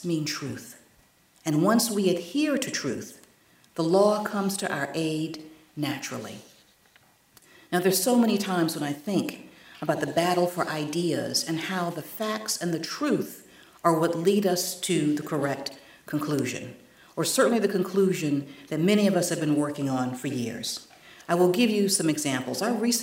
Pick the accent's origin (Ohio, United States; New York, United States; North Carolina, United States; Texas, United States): North Carolina, United States; my home state in North Carolina